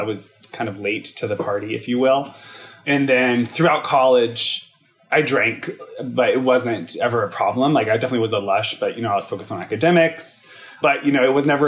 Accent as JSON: {"language": "English", "town": "Charlotte", "region": "North Carolina", "country": "United States", "tie": "born or raised there", "also_born_or_lived": "Los Angeles", "moved": "as an adult", "said": "I'm from Charlotte, North Carolina, born and raised for 18 years, youngest of four children"}